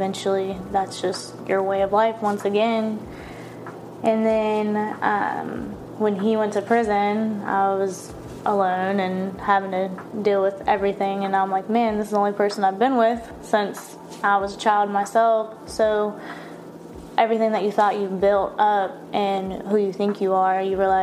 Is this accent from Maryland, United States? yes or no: no; Florida, United States; moved away; I'm originally from Florida